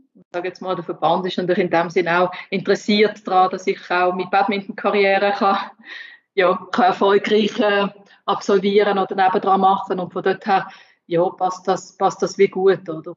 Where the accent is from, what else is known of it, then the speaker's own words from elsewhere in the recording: Switzerland; ich als Schweizerin